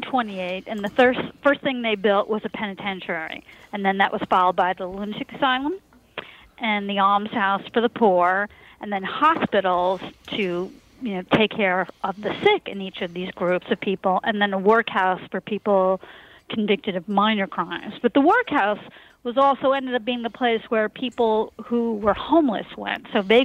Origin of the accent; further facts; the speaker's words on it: New York, United States; I grew up on Long Island.